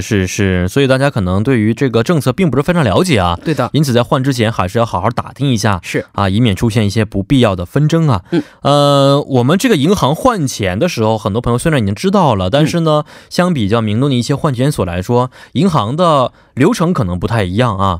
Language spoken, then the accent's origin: Chinese; China; now in South Korea; 他们知道我是中国人